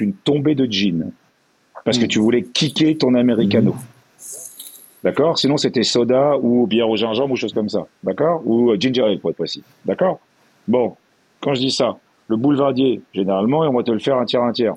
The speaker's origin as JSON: {"language": "French", "region": "Brittany", "country": "France", "said": "je suis breton"}